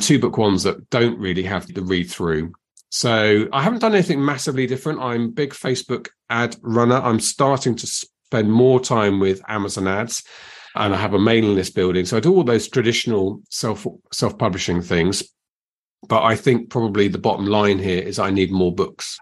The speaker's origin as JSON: {"language": "English", "country": "United Kingdom", "said": "we're very British"}